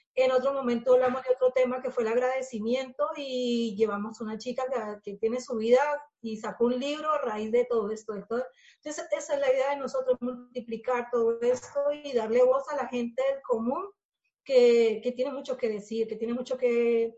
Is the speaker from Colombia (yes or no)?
yes; Colombia; moved away as an adult; now in Spain; Estela y yo somos colombianas